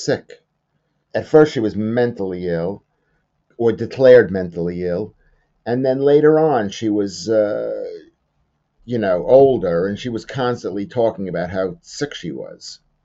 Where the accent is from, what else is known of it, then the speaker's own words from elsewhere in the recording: New York, United States; where I was growing up in New York